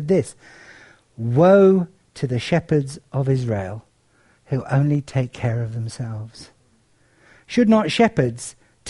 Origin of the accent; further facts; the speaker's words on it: Cyprus; As some of you know, I grew up in Cyprus. It was a sleepier place than it is now. The War of Partition, which has split the island, hadn't actually occurred. And it was quite a rural and agricultural place.